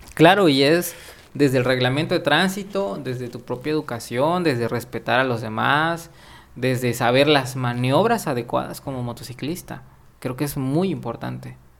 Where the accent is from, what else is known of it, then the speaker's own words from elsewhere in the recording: Mexico; Como mexicano